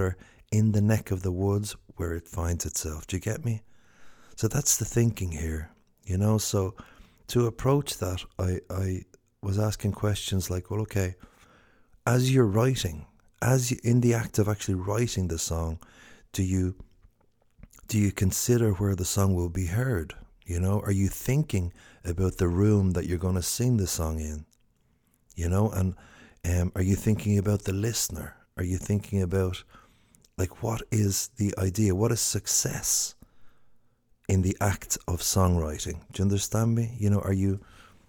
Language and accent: English; Ireland; as Irish songwriters